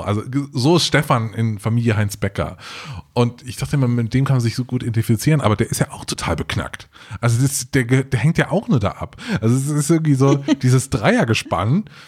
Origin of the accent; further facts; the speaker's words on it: Trier, Rhineland-Palatinate, Germany; Ich, ich komm ja aus, äh, aus dem Hohen zurück und bin in Trier zur Schule gegangen